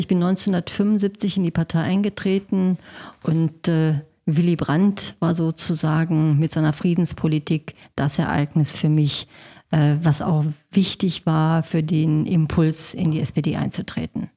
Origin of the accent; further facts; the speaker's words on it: Gelsenkirchen, North Rhine-Westphalia, Germany; ich habe den größten Teil meiner Jugend in Schalke verbracht